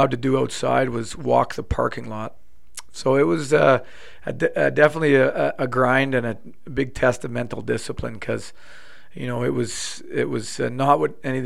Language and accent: English; Ottawa, Ontario, Canada; moved away as an adult; now in Calgary, Canada; growing up in Ottawa